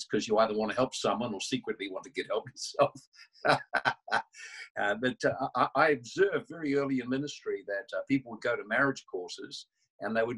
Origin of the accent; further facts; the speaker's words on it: New Zealand; I'm from New Zealand